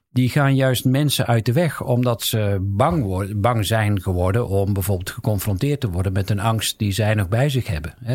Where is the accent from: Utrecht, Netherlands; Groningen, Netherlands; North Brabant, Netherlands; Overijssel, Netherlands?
North Brabant, Netherlands; the South; ik kom uit Zuiden